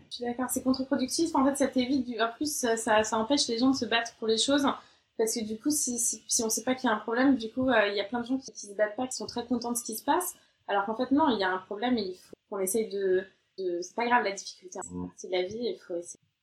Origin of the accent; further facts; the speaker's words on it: France; moved away as an adult; also born or lived in Australia; now in London, United Kingdom; en tant que française